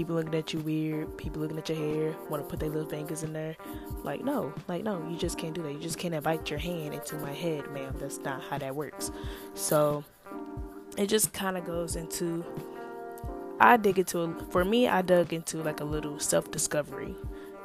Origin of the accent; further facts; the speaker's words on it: St. Louis, Missouri, United States; moved away as an adult; now in Iowa, United States; I am from St. Louis, Missouri.